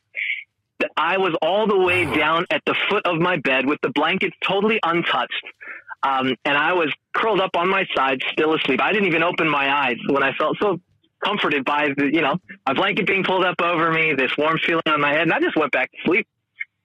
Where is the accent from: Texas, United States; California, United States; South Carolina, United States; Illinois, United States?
California, United States; Northern; moved away as an adult; now in Hamilton, Australia; I'm born and raised in Northern California.